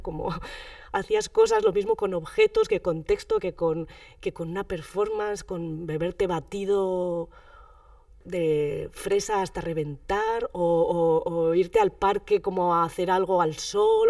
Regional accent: Basque Country, Spain; soy vasca

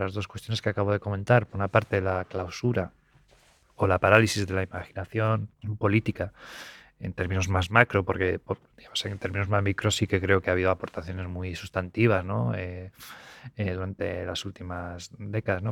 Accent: Spain

